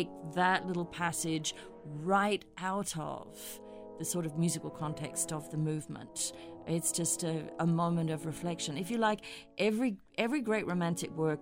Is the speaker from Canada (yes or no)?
no; Australia; moved away as an adult; also born or lived in Hamburg, Germany; as an Australian